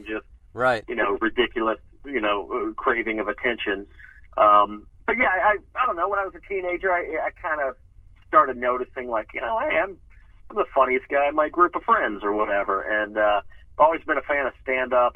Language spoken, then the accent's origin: English; Atlanta, Georgia, United States; moved away as an adult; also born or lived in Nashville, Tennessee; now in Los Angeles, United States; I was born in Nashville, Tennessee, and my family moved to kind of the Atlanta suburbs when I was a child.